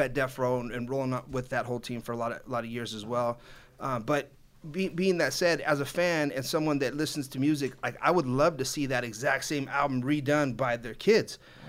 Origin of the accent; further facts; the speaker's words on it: Downey, California, United States; I'm from Downey.